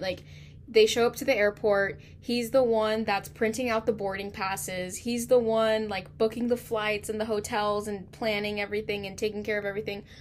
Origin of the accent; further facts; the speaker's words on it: California, United States; I'm from California